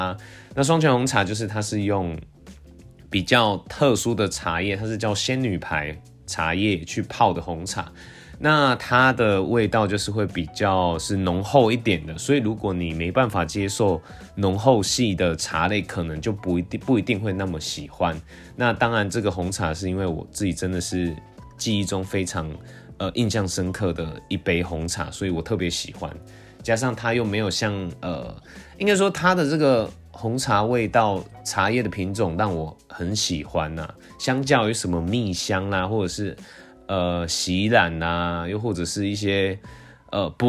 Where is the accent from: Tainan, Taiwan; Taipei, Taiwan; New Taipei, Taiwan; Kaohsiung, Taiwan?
Tainan, Taiwan; 其实因为我小时候是住在台南县，那因为最近近几年就是因为县市合并了，所以都统称为台南市。